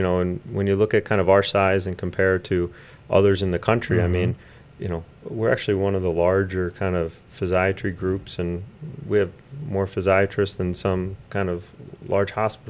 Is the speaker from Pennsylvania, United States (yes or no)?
yes; Forest City, Pennsylvania, United States; Four City, and then what did I do? High school was the former Sacred Heart.